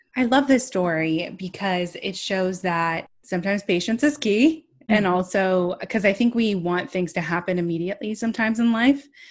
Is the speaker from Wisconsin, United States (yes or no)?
no; California, United States; I'm from California